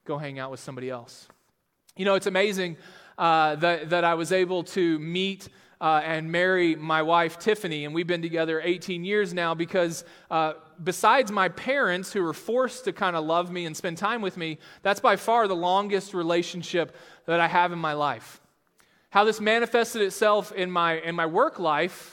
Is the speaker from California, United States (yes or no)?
no; Texas, United States; now in Sioux Falls, United States; I'm actually from Texas, and grew up there